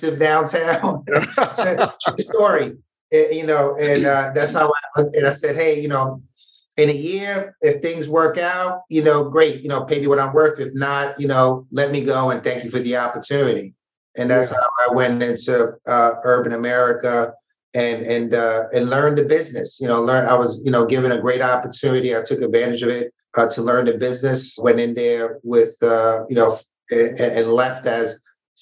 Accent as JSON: {"language": "English", "town": "New York City", "region": "New York", "country": "United States", "tie": "born or raised there", "accent": "Bronx", "said": "born and raised in the Bronx."}